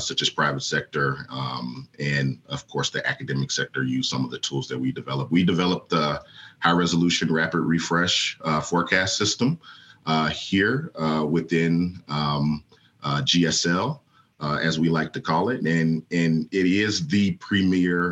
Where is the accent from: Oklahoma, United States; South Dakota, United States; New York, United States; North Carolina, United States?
Oklahoma, United States; Tulsa; moved away as an adult; growing up in Oklahoma